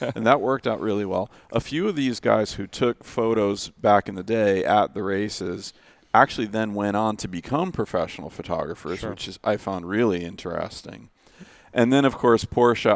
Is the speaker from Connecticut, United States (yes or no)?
yes; Danbury, Connecticut, United States; also born or lived in Storrs, Connecticut; I grew up in Danbury, Connecticut, and I went to college in Storrs, Connecticut